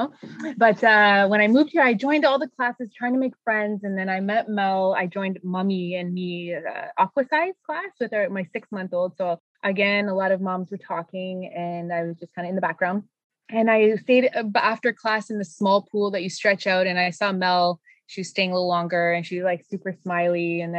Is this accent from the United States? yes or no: no; Sudbury, Ontario, Canada; moved away as an adult; now in Quebec, Canada; I'm originally from Sudbury, Ontario, and when I moved here, my husband's originally from Elmer, Quebec, so I moved here to start my family